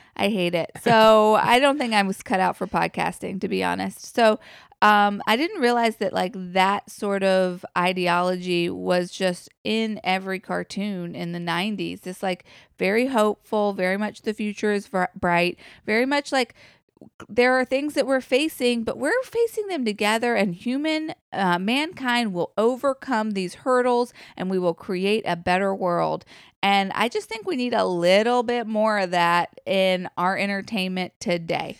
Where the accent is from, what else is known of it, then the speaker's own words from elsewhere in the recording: United States; we as an American culture have evolved